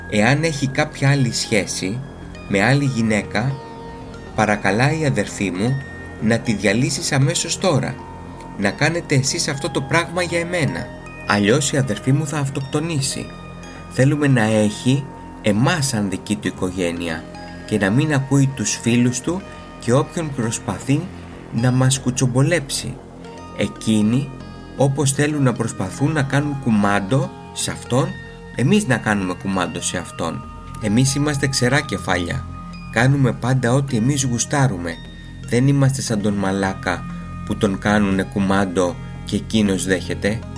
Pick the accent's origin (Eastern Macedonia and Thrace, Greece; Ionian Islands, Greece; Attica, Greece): Ionian Islands, Greece; Corfu; Είμαι ένα παλικάρι από την Κέρκυρα. Στην πατρίδα μου όλα αυτά τα πράγματα που φέρονται παράξενα σε εσά επιτρέπονται.